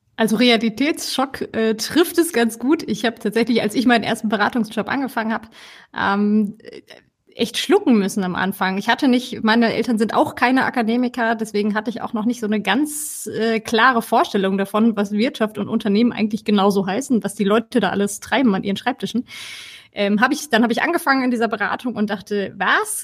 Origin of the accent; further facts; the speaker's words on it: Ruhr area, North Rhine-Westphalia, Germany; moved away as an adult; now in Cologne, Germany; wohne in Köln schon seit fast zehn Jahren, komme ursprünglich eigentlich aus dem Ruhrgebiet.